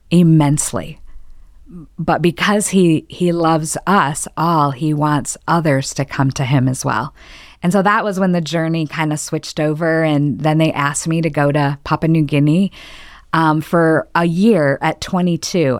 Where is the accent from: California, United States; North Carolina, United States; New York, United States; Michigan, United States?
Michigan, United States; moved away; I was born and raised in Michigan